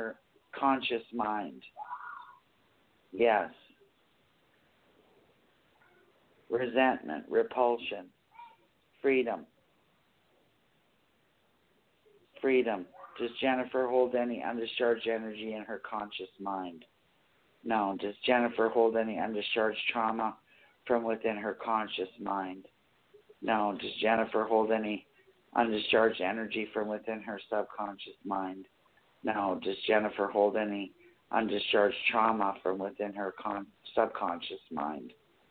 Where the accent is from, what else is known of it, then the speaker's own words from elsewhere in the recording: Bruderheim, Alberta, Canada; I come from, you know where the refineries are? At Bruderheim?